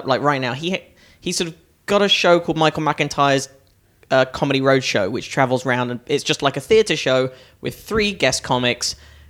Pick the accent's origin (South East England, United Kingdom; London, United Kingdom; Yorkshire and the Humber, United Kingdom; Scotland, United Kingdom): London, United Kingdom; Northwood; moved away; also born or lived in Hampstead / Crouch End; I grew up in a town called Northwood, which is kind of near